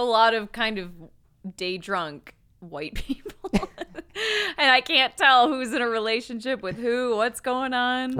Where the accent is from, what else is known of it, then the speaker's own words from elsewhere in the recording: Michigan, United States; growing up in Michigan